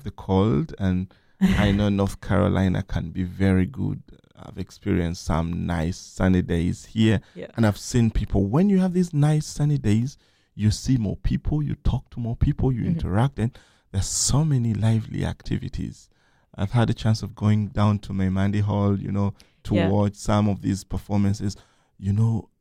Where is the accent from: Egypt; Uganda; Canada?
Uganda; Kampala, Central Region; moved away as an adult; now in United States; my hometown, Kampala